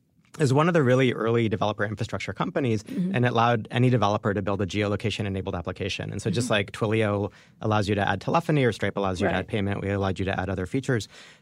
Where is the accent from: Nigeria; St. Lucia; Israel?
Israel; Jerusalem, Jerusalem District; born there; Yeah, I was born in Jerusalem.